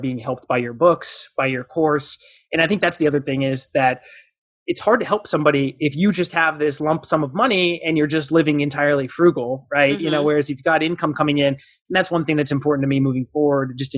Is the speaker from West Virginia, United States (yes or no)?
no; Southern Arizona, United States; now in North Carolina, United States; I'm from Southern Arizona. And that was the one thing growing up, we were always surrounded by mountain ranges. And now in North Carolina